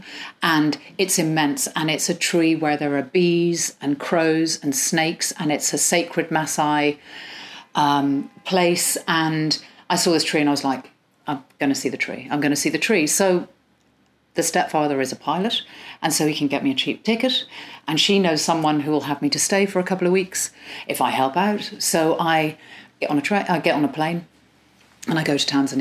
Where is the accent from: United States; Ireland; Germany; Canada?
Ireland; accent: Irish; moved away; also born or lived in Iran / England; I'm entirely English and sound Irish. I'm not Irish at all. I have nothing. I raised there.